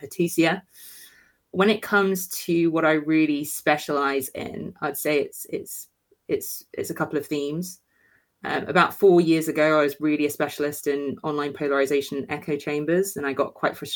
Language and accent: English; United Kingdom; we're also British